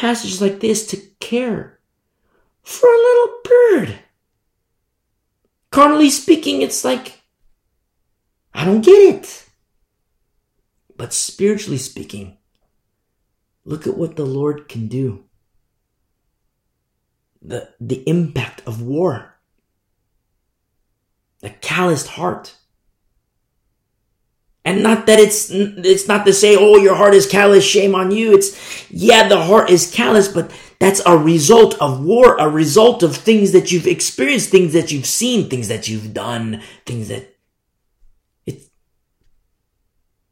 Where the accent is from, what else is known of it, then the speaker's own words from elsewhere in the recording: United States; I'm American. I teach from America